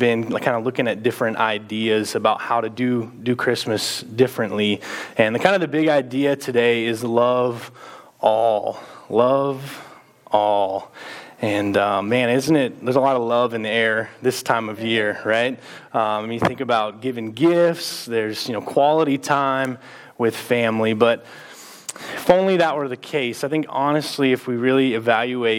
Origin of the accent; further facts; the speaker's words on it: Texas, United States; now in Mason City, United States; we're both from Texas